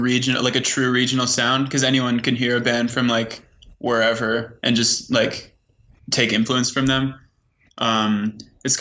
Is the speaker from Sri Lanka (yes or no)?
no; Canada; we're from Canada